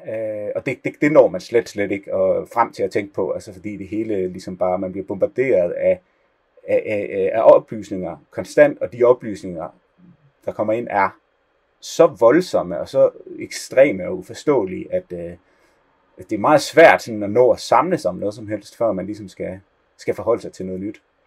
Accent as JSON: {"language": "Danish", "country": "Denmark", "also_born_or_lived": "Copenhagen", "moved": "as an adult", "lives_now": "Israel", "said": "som dansker"}